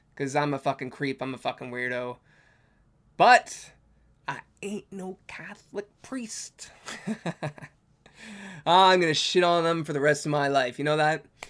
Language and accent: English; Canada; I'm Canadian